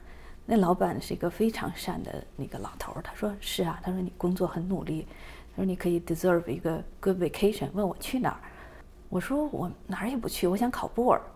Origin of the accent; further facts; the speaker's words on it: Beijing, China; moved away as an adult; also born or lived in Wuhan, China; now in Southern California, United States; 我是北京人嘛